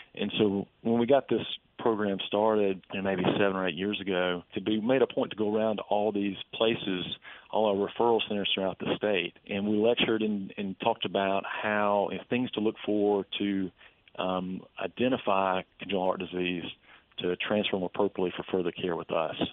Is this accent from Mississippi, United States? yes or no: yes; Vicksburg, Mississippi, United States; my hometown of Vicksburg